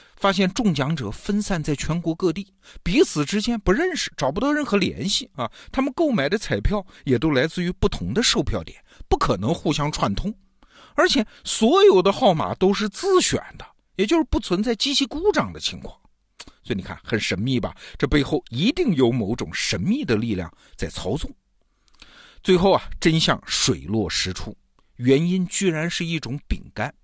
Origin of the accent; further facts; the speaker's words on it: China; 美国中餐厅卖的不是我们中国人日常吃的那种中餐啊